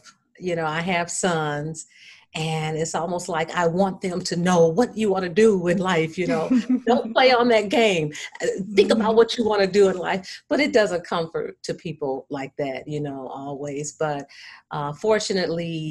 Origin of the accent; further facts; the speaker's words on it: Battle Creek, Michigan, United States; Battle Creek, my hometown